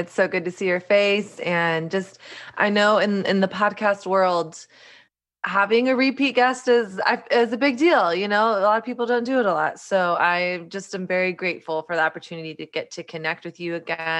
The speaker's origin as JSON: {"language": "English", "region": "Southern United States", "country": "United States", "tie": "born or raised there", "lives_now": "New York, United States", "said": "my journey of growing up in Southern conservative Christian culture and learning a really strict set of rules and do's and don'ts about sex, dating, my body, all of that stuff. And then not really ever questioning it until I moved to New York"}